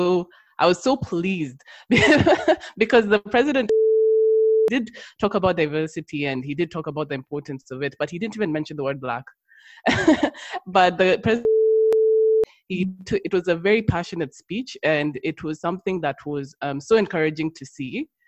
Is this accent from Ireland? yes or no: no; Kenya; now in United Kingdom; because I came from Kenya, everyone was black, so it's only like I came to the UK and then you become black. In Kenya, you're just like everyone's just a Kenyan, you're just a person.